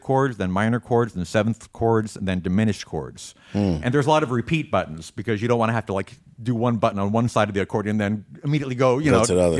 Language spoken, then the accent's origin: English; Lynwood, California, United States; From Linwood